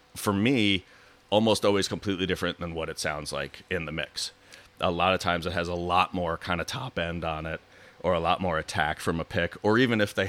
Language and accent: English; New York, United States; moved away as an adult; also born or lived in Chicago; I went to Northwestern University after growing up in New York